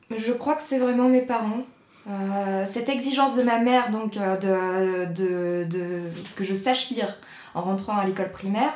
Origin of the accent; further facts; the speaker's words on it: Nantes area, Pays de la Loire, France; also born or lived in Nord, France; now in Vendée, France; j'ai grandi principalement en région nantaise avec ma famille